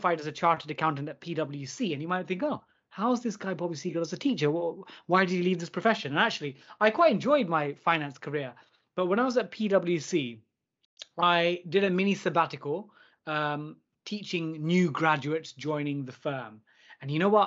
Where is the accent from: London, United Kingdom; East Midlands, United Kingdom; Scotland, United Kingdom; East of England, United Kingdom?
London, United Kingdom; I was born and raised in East London